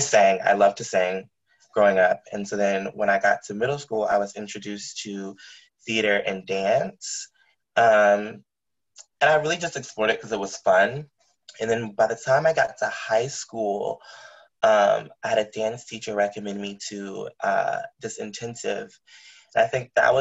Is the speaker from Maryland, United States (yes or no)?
yes; outside the suburbs of DC, Maryland, United States; I grew up in Maryland, right outside the suburbs of DC